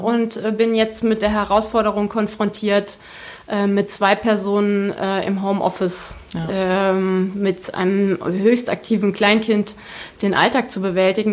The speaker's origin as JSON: {"language": "German", "region": "Hesse", "country": "Germany", "said": "Ich komme wirklich aus dem, aus dem Dorf im Zonenrandgebiet"}